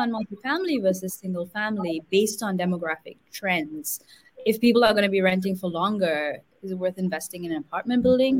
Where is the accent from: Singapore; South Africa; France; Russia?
Singapore; also born or lived in India; I come from Singapore, my family grew up in India.